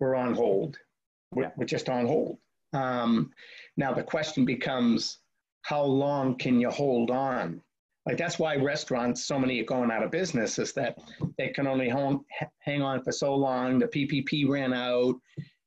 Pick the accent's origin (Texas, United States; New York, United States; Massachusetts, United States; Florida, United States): Massachusetts, United States; Boston; growing up in Boston